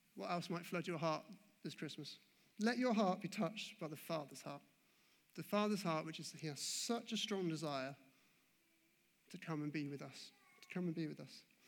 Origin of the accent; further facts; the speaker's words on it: England, United Kingdom; moved away; growing up in the Anglican faith, in the Anglican church, uh, back over in England